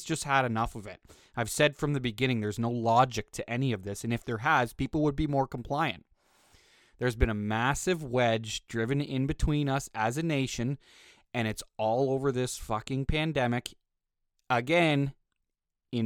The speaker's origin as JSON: {"language": "English", "country": "Canada", "also_born_or_lived": "Western Canada", "said": "As a fucking Canadian"}